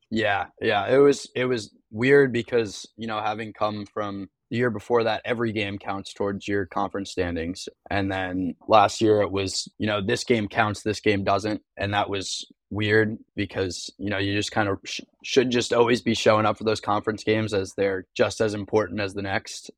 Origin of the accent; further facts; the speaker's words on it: Long Island, New York, United States; moved away as an adult; now in South Carolina, United States; I'm from Long Island.